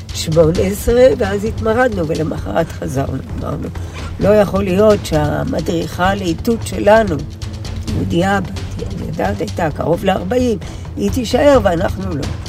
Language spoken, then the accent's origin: Hebrew; Ashdot Ya'akov, Northern District, Israel; also born or lived in Gesher; בת אשדוד במקור, שנולדתי עוד בחצר גשר, ששם ישבה אשדוד לפני עלותה למשבצת הקבע שלה 14 שנים. בכל חיי אני בעמק הירדן, בין אשדוד לגשר